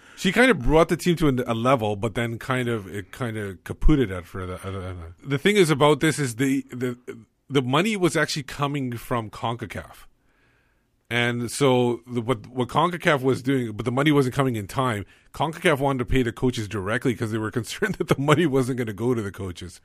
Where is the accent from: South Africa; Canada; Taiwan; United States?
Canada; I was born in Canada